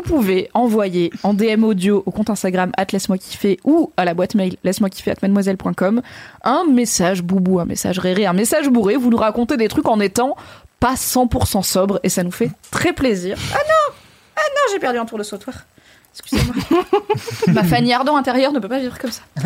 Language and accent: French; Valence, Auvergne-Rhône-Alpes, France; j'ai grandi à Valence